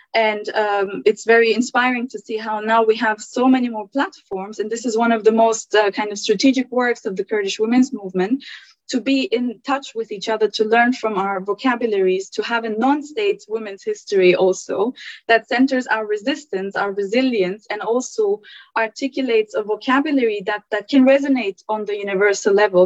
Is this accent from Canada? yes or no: no; Germany; also born or lived in Turkey; now in United Kingdom; I was born in Turkey, but I, I grew up in Germany